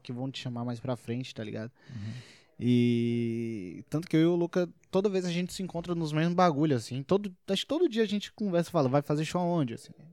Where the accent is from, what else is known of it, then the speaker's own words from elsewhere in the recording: Brasília, Federal District, Brazil; Eu sou de Brasília